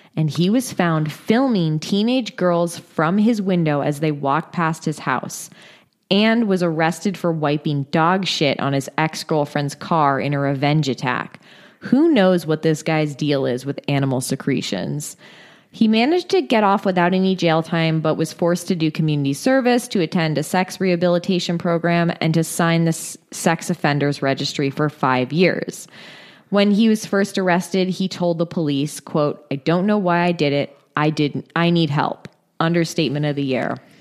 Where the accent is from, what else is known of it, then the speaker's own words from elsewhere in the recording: Northern California, United States; moved away; I'm originally from Northern California